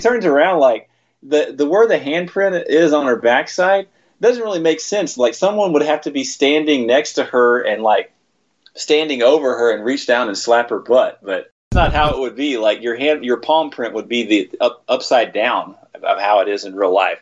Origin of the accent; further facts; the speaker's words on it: Texas, United States; I grew up in Texas